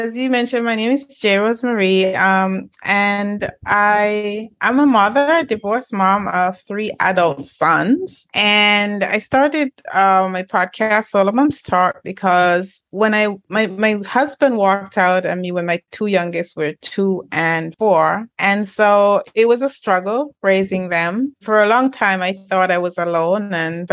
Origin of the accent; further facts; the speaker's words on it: Jamaica; moved away; I was born in Jamaica